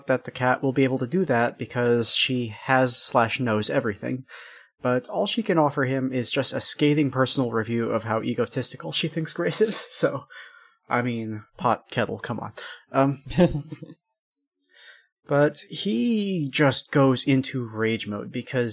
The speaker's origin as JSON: {"language": "English", "country": "United States", "said": "I'm American"}